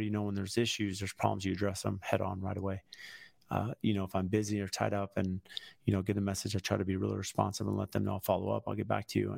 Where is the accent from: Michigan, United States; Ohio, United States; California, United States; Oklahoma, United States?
California, United States; San Diego; moved away as an adult; now in Phoenix, United States; I grew up in San Diego. Here I'm in Phoenix.